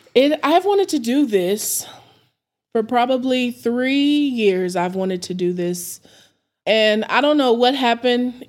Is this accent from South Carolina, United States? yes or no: no; Amarillo, Texas, United States; I'm born and raised in Amarillo